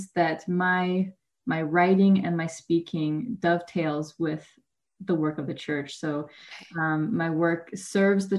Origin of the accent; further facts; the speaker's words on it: Woodbury, Minnesota, United States; also born or lived in Sumter, South Carolina; when I was two, we moved to Minnesota, and that's where I grew up in a very Scandinavian community in Woodbury, Minnesota